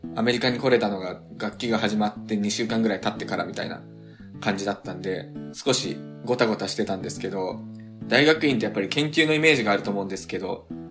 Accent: Tokyo, Japan; moved away as an adult; now in United States; 高校までは東京、住み、東京生まれ、東京暮らしだったんですけど。

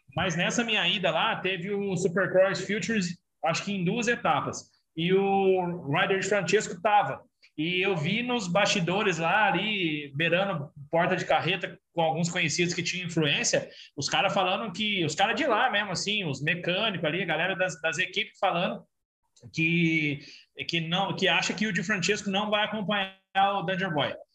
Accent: Brazil; eu sou do Brasil

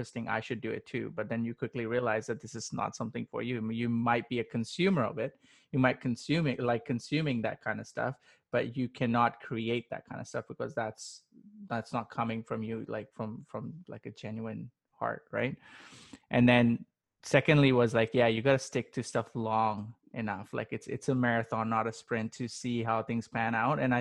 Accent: Pakistan; I come from Pakistan, born and raised

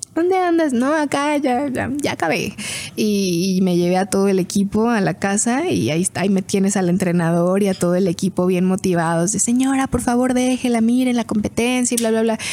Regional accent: Fresnillo, Zacatecas, Mexico; nací en Fresnillo, Fresnillo, Zacatecas

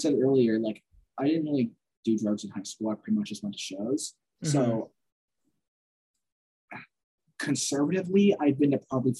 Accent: Temecula, California, United States; my hometown in Temecula.

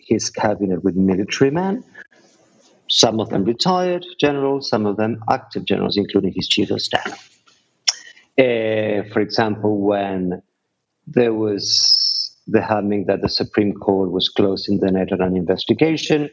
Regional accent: Argentina; moved away; I was born in Argentina in the dictatorship, raised there

